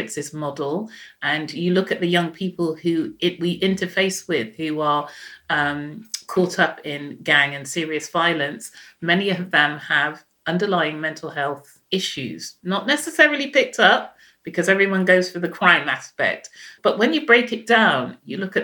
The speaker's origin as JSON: {"language": "English", "country": "Jamaica", "moved": "yes", "lives_now": "United Kingdom", "said": "I'm Jamaican"}